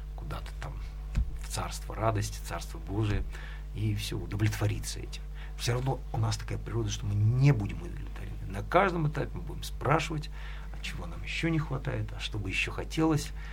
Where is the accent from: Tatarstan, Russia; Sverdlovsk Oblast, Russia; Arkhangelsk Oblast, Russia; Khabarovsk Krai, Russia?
Arkhangelsk Oblast, Russia; Severodvinsk; now in Edinburgh, United Kingdom; Я родился э, в Архангельской области, в городе Северодвинске.